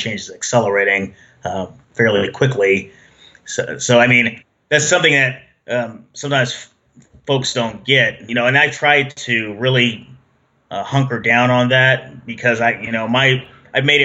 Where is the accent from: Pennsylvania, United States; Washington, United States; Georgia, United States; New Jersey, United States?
Washington, United States; Seattle; moved away as an adult; I grew up in Seattle most of my life until I moved here in the late 2000s